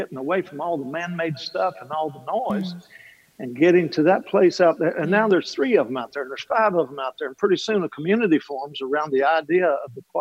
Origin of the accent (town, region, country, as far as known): Kentucky, United States